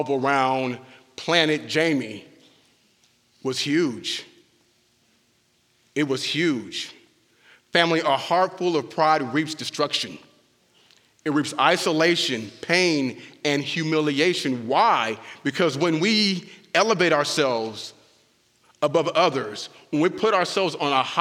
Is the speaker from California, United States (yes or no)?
yes; Southern California, United States; now in Bastrop, United States; I was born and raised in Southern California